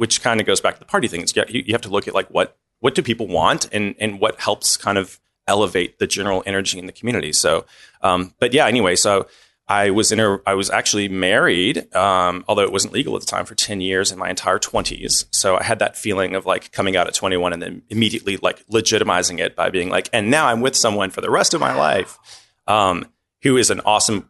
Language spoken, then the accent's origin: English; Louisville, Kentucky, United States; moved away as an adult; also born or lived in New Orleans, Louisiana; now in Memphis, United States; raised in Louisville, Kentucky